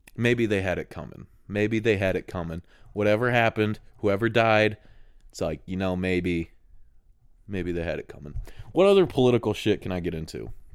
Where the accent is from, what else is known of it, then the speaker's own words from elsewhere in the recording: United States; a guy that's in America, so I'm very American thinking